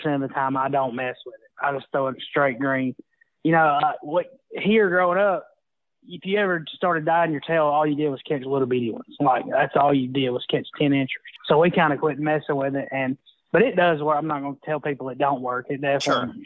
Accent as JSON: {"language": "English", "area": "Smith Lake", "region": "Alabama", "country": "United States", "tie": "born or raised there", "said": "growing up on Smith"}